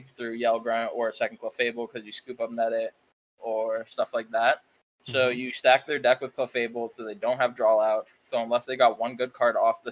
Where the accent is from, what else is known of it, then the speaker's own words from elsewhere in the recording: Maryland, United States; from Maryland